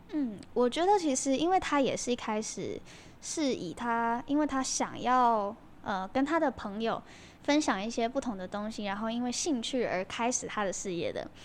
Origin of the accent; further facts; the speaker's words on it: Kaohsiung, Taiwan; 其实我从小都是在高雄长大的啦